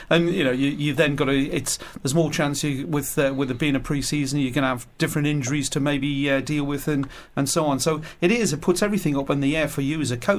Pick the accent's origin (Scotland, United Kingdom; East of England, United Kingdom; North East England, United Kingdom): North East England, United Kingdom; Newcastle upon Tyne; I'm a Newcastle boy